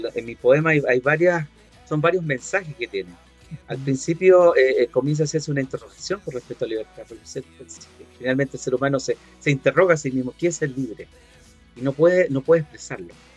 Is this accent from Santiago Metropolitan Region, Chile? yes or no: no; Valparaíso, Chile; En mi país, por ejemplo, en esta región de Valparaíso